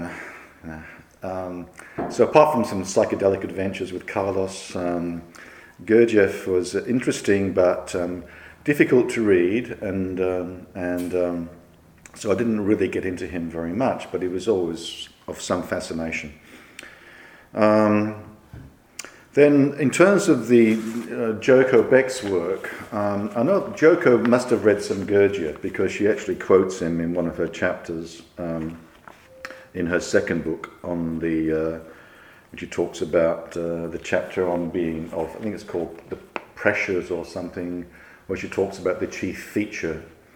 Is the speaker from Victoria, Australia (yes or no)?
no; Wollongong, New South Wales, Australia; When I was a wee lad and growing up in Wollongong